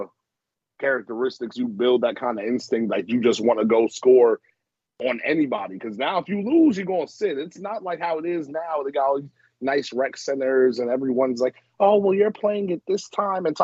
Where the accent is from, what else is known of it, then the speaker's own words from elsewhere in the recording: New Jersey, United States; I'm from Jersey